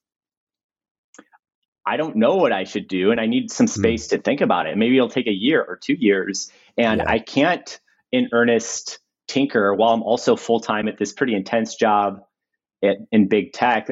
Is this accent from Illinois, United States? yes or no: yes; Chicago, Illinois, United States; moved away as an adult; also born or lived in Northern California; now in Los Angeles, United States; I'm 33, I'm from Chicago.